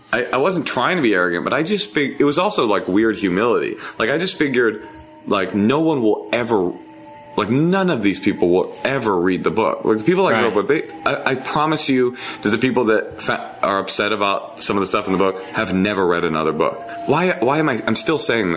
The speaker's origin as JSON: {"language": "English", "town": "Oakland", "region": "California", "country": "United States", "tie": "born or raised there", "also_born_or_lived": "Forest Hills, Queens, New York", "said": "me growing up in Oakland with two deaf parents"}